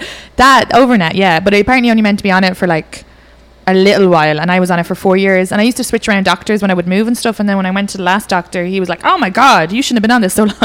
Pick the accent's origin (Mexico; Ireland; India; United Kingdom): Ireland; moved away; we're Irish.